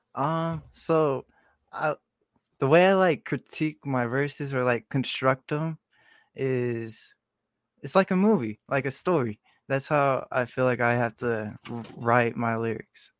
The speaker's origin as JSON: {"language": "English", "town": "Marana", "region": "Arizona", "country": "United States", "tie": "born or raised there", "also_born_or_lived": "Tucson, Arizona", "said": "I was born in Tucson, and then w, like, when I turned six or seven, we moved to Marana, and I just been, uh, raised here ever since in Marana."}